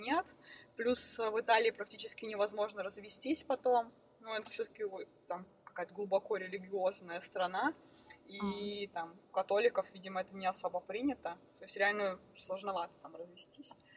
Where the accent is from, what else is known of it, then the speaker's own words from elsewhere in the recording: Krasnoyarsk, Krasnoyarsk Krai, Russia; moved away as an adult; also born or lived in Moscow / Aosta Valley, Italy; now in Italy; я из Красноярска